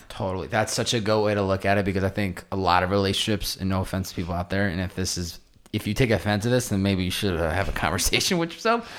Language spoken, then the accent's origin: English; East Coast, United States; now in Southern California, United States; I grew up on the East Coast